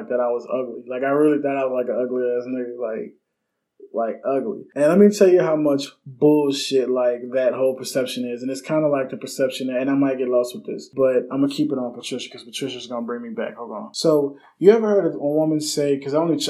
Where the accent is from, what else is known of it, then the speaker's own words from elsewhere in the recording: Harvey, Louisiana, United States; I'm from Harvey. I'm from New Orleans, Louisiana, but on the West Bank